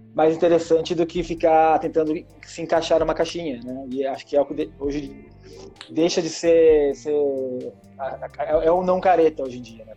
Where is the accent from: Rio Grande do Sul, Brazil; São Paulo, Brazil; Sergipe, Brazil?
São Paulo, Brazil; sou paulistano